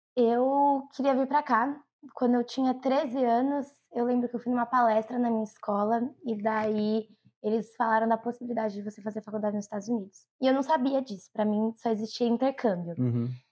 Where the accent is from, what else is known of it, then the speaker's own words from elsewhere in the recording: São Bernardo do Campo, São Paulo, Brazil; also born or lived in Nova Lima, Minas Gerais; now in United States; eu nasci em Nova Lima, Minas Gerais, mas eu sou de São Bernardo do Campo